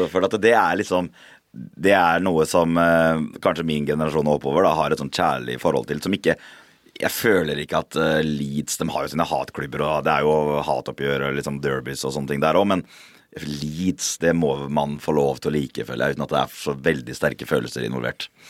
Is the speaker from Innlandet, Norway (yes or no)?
no; Fredrikstad, Østfold, Norway; født og oppvokst i Fredrikstad